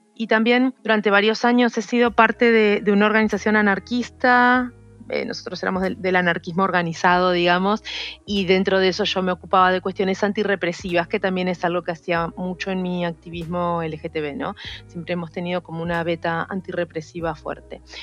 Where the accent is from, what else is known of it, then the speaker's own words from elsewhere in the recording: Rosario, Santa Fe, Argentina; moved away as an adult; now in Buenos Aires, Argentina; Yo soy de Rosario, que es una ciudad que está a unas cuatro horas en ómnibus desde acá y vine justamente para estudiar la carrera de biología